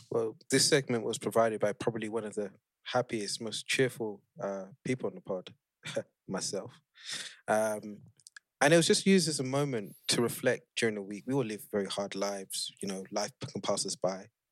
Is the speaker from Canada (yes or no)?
no; Nigeria; As a Nigerian